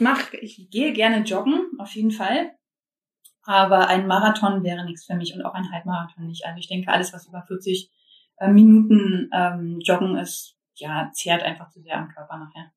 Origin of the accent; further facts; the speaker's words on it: Germany; ich bin aus Baldheim